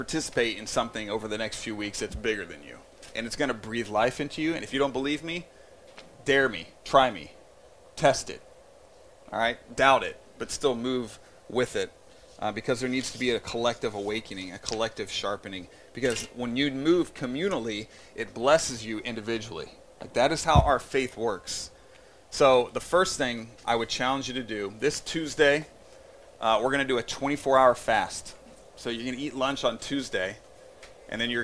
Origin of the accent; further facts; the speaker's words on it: Indiana, United States; I grew up in Indiana